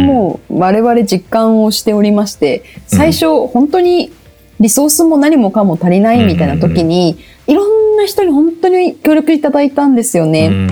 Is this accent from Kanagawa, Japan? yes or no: yes; Kanagawa, Japan; あのあ出、出身なんでね